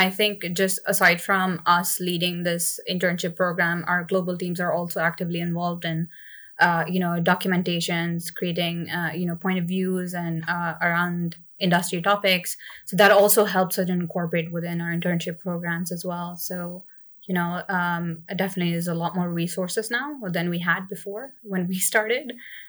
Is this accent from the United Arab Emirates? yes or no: yes; Dubai, United Arab Emirates; I guess I grew up in Dubai, so for me, it was never really a surprise to like see something like this.